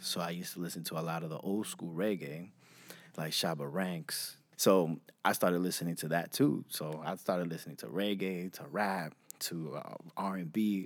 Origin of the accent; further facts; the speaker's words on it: New York City, New York, United States; also born or lived in Brentwood, Long Island, New York; So I'm from Jamaica, Queens, New York. Um, grew up a lot there